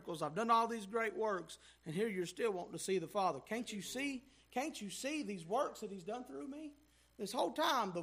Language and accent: English; United States; Us as American Christians